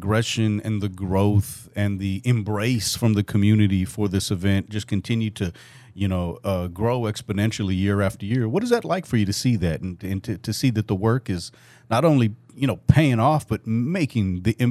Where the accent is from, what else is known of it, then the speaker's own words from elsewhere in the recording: South Texas, United States; now in Northwest Arkansas, United States; I grew up in South Texas where it's just, it's mm-hmm. something that we celebrate every mm-hmm. year.